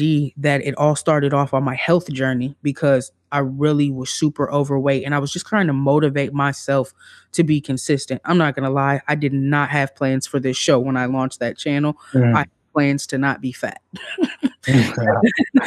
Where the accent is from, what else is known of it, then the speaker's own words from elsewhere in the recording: Midwest, United States; I'm from the Midwest